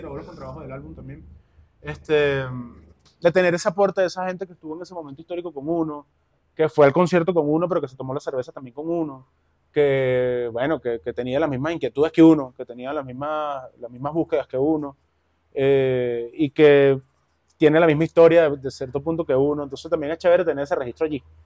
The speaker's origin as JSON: {"language": "Spanish", "town": "Caracas", "region": "Capital District", "country": "Venezuela", "tie": "born or raised there", "moved": "as an adult", "lives_now": "Bogotá, Colombia", "said": "yo crecí en el Valle, del Valle"}